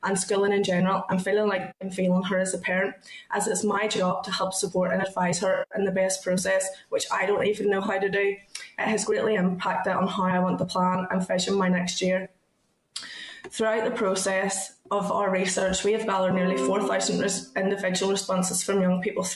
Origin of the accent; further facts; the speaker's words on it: Ballymena, Northern Ireland, United Kingdom; I'm 26 and I'm from Ballymena.